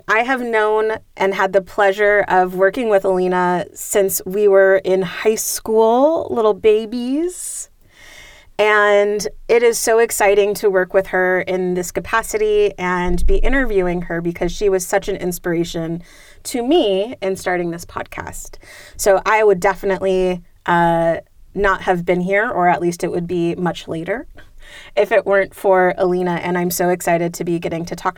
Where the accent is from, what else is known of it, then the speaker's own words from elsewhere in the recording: San Jose, California, United States; I was born and raised in San Jose